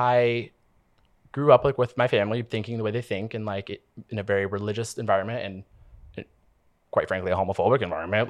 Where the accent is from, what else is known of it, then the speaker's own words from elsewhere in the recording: Oregon, United States; moved away as an adult; also born or lived in Portland, Oregon; now in Los Angeles, United States; my hometown